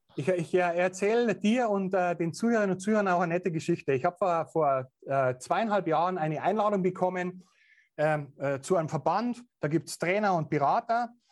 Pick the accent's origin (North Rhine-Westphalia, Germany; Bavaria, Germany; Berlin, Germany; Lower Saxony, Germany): Bavaria, Germany; accent: Bavarian; natürlich auch bayerisch. Ich kann meinen Dialekt nicht verbergen